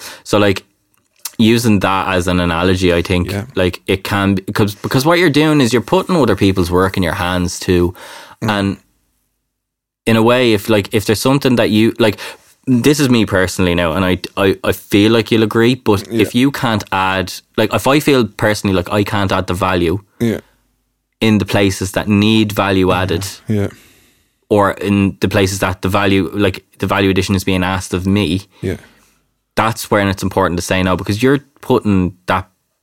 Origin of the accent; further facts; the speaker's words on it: Ireland; as Irish people